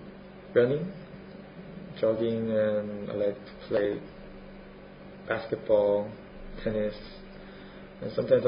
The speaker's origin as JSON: {"language": "English", "region": "Seoul", "country": "South Korea", "second_language": "English", "moved": "yes", "lives_now": "Bournemouth, United Kingdom", "said": "I'm from Seoul, capital of South Korea."}